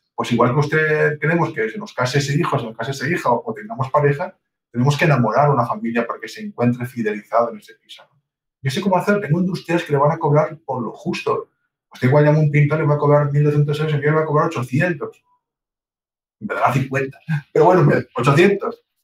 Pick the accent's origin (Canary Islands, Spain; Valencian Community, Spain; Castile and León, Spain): Castile and León, Spain; Palencia; somos castellanos, somos de Palencia